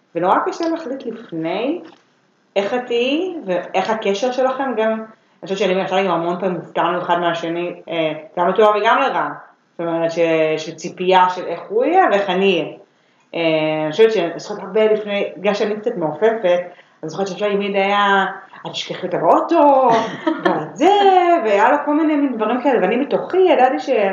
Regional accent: Herzliya, Tel Aviv District, Israel; moved away as an adult; now in Tel Aviv, Israel; אני במקור מהרצליה

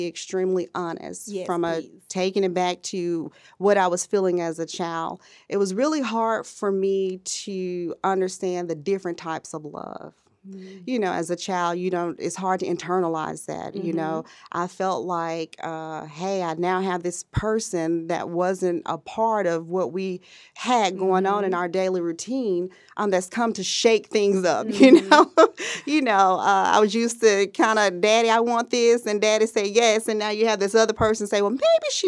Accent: Birmingham, Alabama, United States; now in Huntsville, United States; So I am originally from Birmingham, Alabama, and I currently reside in Huntsville, Alabama, and I work in the information technology market.

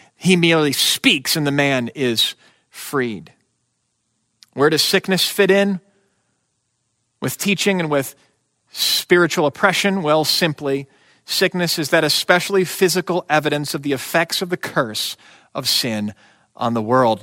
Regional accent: United States

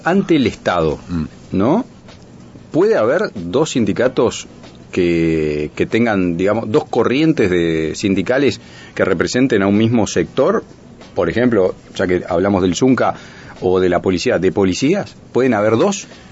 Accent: Uruguay; somos los uruguayos

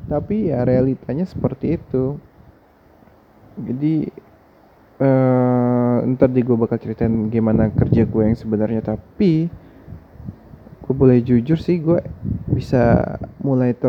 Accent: Jakarta, Indonesia; gue asalnya dari Jakarta by the way

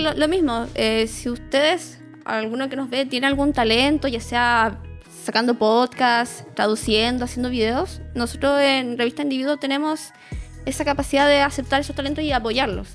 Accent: Rancagua, O'Higgins, Chile; also born or lived in Cañete; now in Santiago, Chile; Yo, yo vengo de Rancagua y yo nací en Cañete.

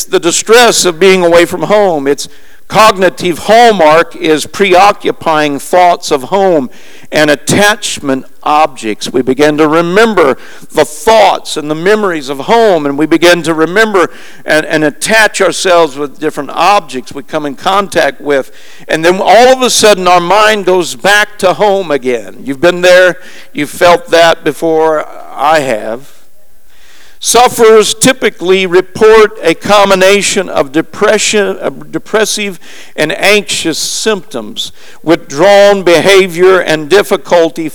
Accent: Springfield, Missouri, United States; moved away; I'm a long ways from home. My hometown is Springfield, Missouri.

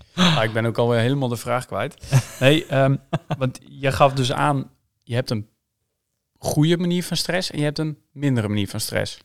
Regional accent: Schraard, Friesland, Netherlands; also born or lived in Sneek; Ik ben hier geboren in Sneek, maar ik ben getogen in, in, ehm, in Schraert

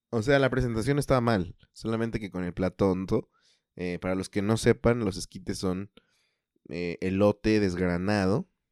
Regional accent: Mexico City, Mexico; accent: chilango; yo también tengo el acento chilango

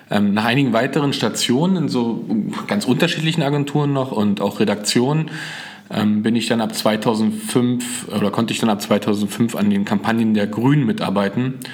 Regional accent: Frankfurt, Brandenburg, Germany; born there; Ich bin äh, 1981 in Frankfurt-Oder äh, geboren, habe also als Kind äh, den Mauerfall und die Wende mitbekommen.

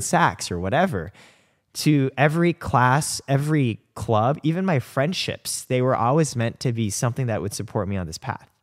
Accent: Indiana, United States; I grew up in Indiana

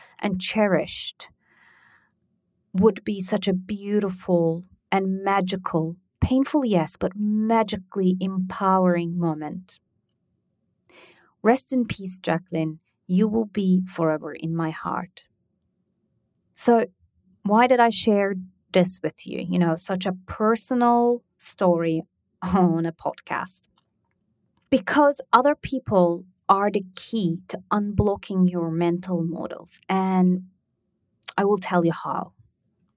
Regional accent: Turkey; moved away; I grew up in Turkey

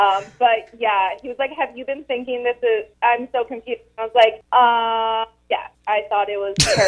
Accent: Maine, United States; growing up in Maine, there's tourism season, obviously.

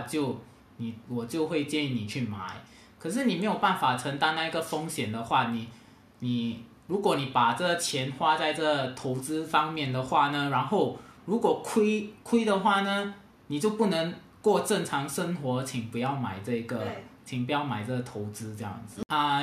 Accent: Singapore; 我是来自新加坡的

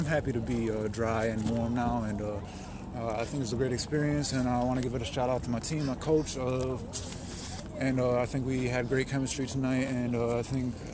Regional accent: Binghamton, New York, United States; I'm a rapper from Binghamton, New York

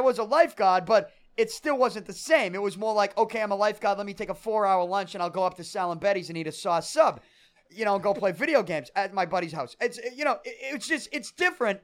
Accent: Boston, Massachusetts, United States; grew up on Third Street

